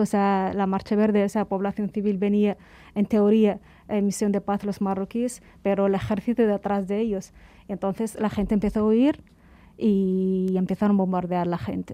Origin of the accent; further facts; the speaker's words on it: Cuba; moved away as an adult; also born or lived in Dakhla, Western Sahara; hemos pasado eh, nuestra adolescencia, juventud, hemos formado nuestra personalidad allí